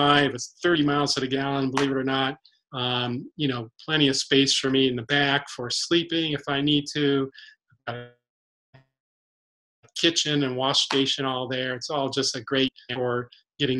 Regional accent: San Diego, California, United States; moved away as an adult; now in Bellingham, United States; I grew up in San Diego, which doesn't have much wilderness at all

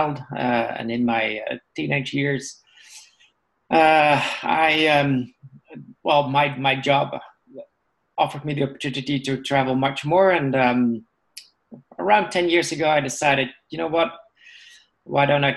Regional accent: Netherlands; I was born in the Netherlands.

